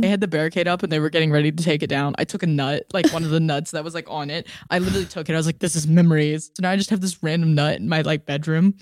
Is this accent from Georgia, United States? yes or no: yes; Georgia, United States; moved away as an adult; now in Philadelphia, United States; I'm from Georgia, so, like, it was a fifteen-hour car ride from home